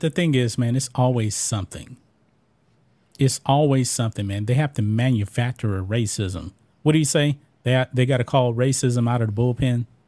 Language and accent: English; Texas, United States; I grew up here in the South, in Texas